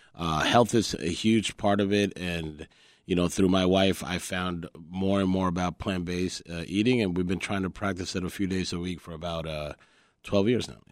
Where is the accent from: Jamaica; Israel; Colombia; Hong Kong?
Colombia; English is a second language; also born or lived in New York; now in Chicago, United States; I was born in New York and, and my childhood was raised in Colombia. When I came to the U S, I didn't speak English